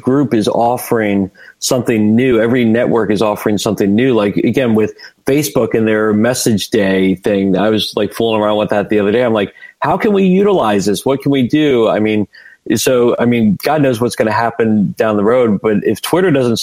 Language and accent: English; United States; I'm from right outside D.C., okay. Washington D.C.